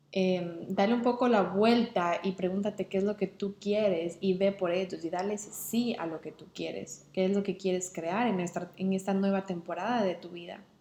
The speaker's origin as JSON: {"language": "Spanish", "country": "Ecuador", "moved": "as an adult", "lives_now": "England", "said": "mi cuerpo estaba con los pies en Inglaterra y mi mente estaba en Ecuador con mis amigos o con mi familia"}